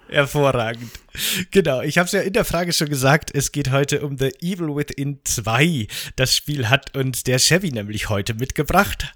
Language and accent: German; Bavaria, Germany; ich komme ja aus Bayern